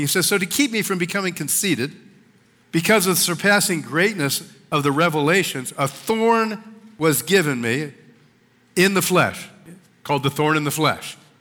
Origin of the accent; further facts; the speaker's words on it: Washington Crossing, Pennsylvania, United States; moved away; where I grew up, uh, just north of Philadelphia in the Washington Crossing